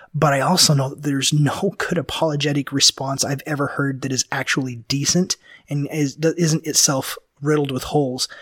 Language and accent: English; Memphis, Tennessee, United States; moved away; I lived back east and, and I grew up in Memphis